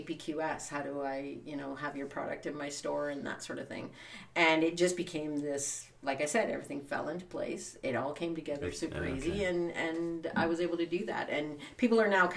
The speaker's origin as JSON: {"language": "English", "town": "Elliott Lake", "region": "Ontario", "country": "Canada", "tie": "born or raised there", "also_born_or_lived": "Scotland", "accent": "Canadian"}